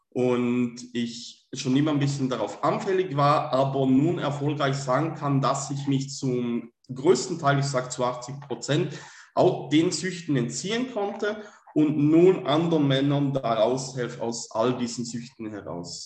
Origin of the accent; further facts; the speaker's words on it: Switzerland; komme aus der Schweiz, bin gebürtiger Schweizer